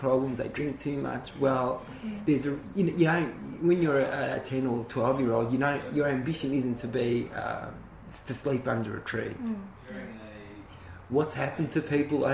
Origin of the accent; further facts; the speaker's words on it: Thomastown, Victoria, Australia; also born or lived in Richmond, Victoria; I was born in Richmond. As the family got bigger and they started closing down the factories, my parents moved out to Thomastown